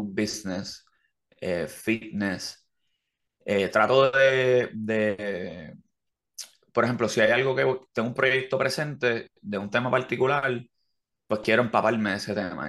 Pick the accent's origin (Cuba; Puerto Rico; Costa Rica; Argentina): Puerto Rico; Levittown, Toa Baja; now in Carolina, Puerto Rico; yo me crié en Levitown